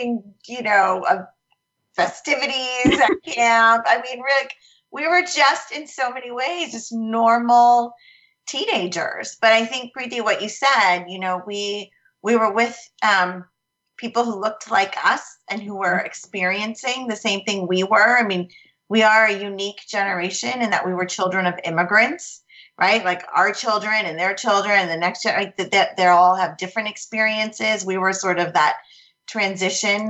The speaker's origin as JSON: {"language": "English", "region": "Connecticut", "country": "United States", "tie": "born or raised there", "said": "I grew up in Connecticut"}